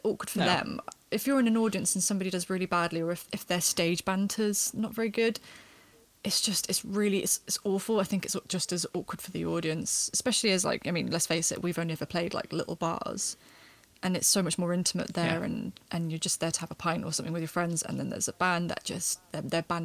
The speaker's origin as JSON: {"language": "English", "country": "United Kingdom", "tie": "born or raised there", "also_born_or_lived": "Cardiff", "moved": "as an adult", "said": "I grew up in Battersea, and the music scene is pretty dire in comparison to Cardiff"}